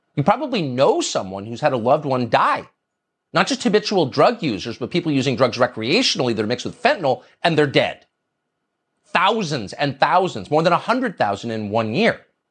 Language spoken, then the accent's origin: English; United States; when we were kids growing up in the United States